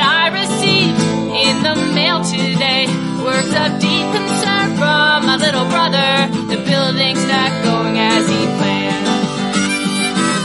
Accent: Minnesota, United States; I'm from Minnesota

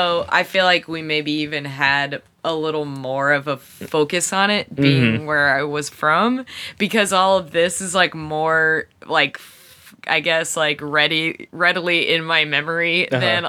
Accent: Lancaster, South Carolina, United States; I grew up in Lancaster, South Carolina, nicknamed the Red Rose City.

